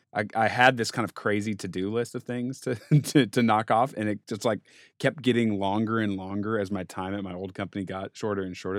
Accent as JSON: {"language": "English", "town": "Denver", "region": "Colorado", "country": "United States", "tie": "born or raised there", "said": "growing up in Denver, playing sports"}